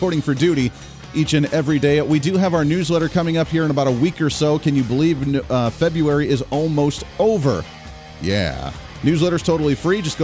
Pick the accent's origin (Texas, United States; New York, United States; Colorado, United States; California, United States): Colorado, United States; Park County; now in Kansas, United States; I grew up in Park County, Colorado